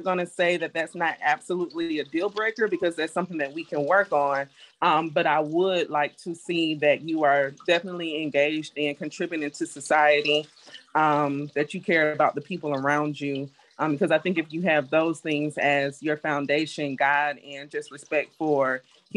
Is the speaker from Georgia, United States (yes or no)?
yes; Decatur, Georgia, United States; also born or lived in Riverdale, Georgia; I too am originally from Georgia. I was born in Riverdale, but I was raised in Decatur